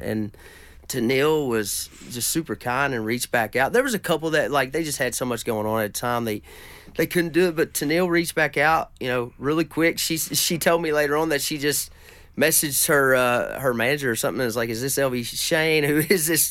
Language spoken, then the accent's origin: English; Caneyville, Kentucky, United States; I'm from a little town called Caneyville, which is just right down the road from there